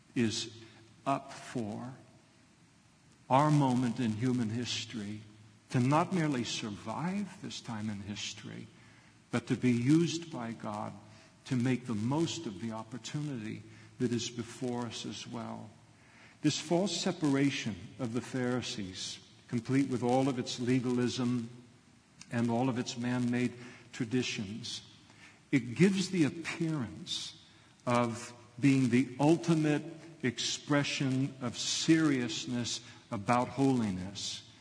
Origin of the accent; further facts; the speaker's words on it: United States; as American Christians